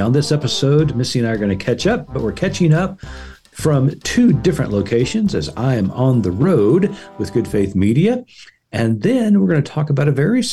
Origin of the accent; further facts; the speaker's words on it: Tulsa, Oklahoma, United States; I grew up in Tulsa, Oklahoma. I grew up on the east side.